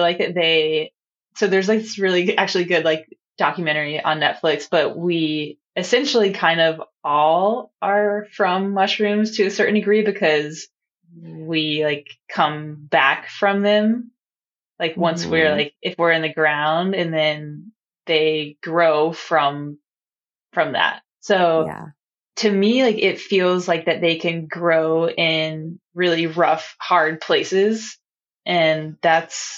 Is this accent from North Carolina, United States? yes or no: yes; North Carolina, United States; accent: Southern; now in Hawaii, United States; I'm from North Carolina.